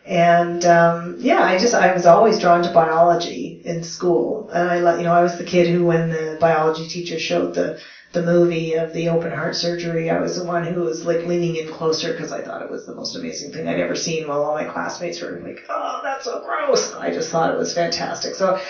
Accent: Canada; also born or lived in Moose Jaw, Saskatchewan / Germany; Sure. Yeah, so I am Canadian, that is correct. I'm a military brat. My dad was a pilot in the Air Force. Yes, Canada has an Air Force. And I grew up all over the country.

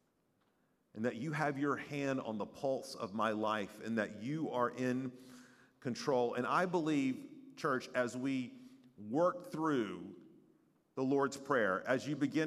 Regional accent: East Tennessee, United States; moved away as an adult; I was 6 hours away from growing up in East Tennessee

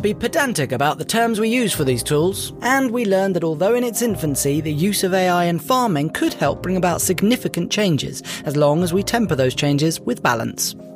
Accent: United Kingdom; As a Brit

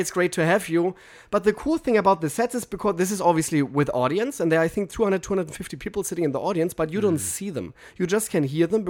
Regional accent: Germany; now in Los Angeles, United States; I'm from Germany

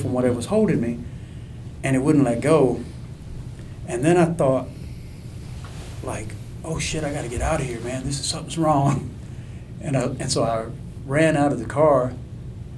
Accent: a little town near Houston, Texas, United States; I'm not from Houston. I'm from a little town with 2,000 people.

